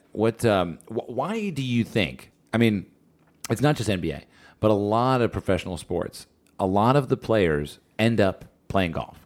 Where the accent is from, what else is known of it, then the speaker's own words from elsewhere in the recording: New Jersey, United States; I grew up in Jersey